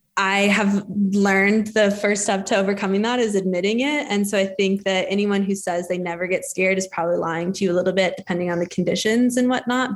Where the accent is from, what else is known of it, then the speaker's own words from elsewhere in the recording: Denver, Colorado, United States; also born or lived in Steamboat Springs, Colorado; I grew up in Denver, Colorado.